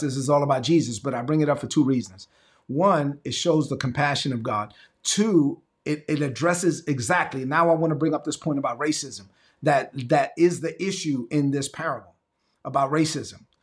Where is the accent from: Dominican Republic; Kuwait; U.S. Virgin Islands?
Dominican Republic; La Vega; moved away; my hometown of the Dominican Republic, La Vega